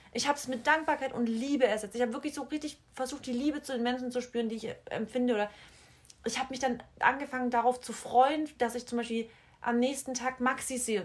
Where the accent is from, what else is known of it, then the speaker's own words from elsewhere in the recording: Freiberg, Germany; moved away; die Leute so aus Freiberg, wo ich herkomme, aus dem Dorf